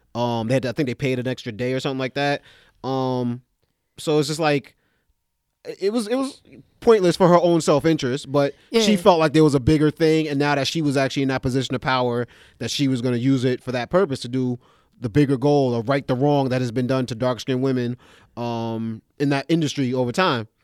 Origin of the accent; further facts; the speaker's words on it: New York City, New York, United States; I'm from East Flatbush, Brooklyn